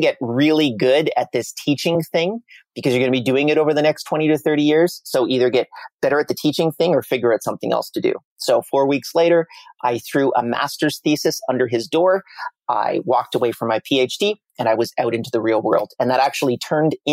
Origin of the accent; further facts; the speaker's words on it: Canada; I'm Canadian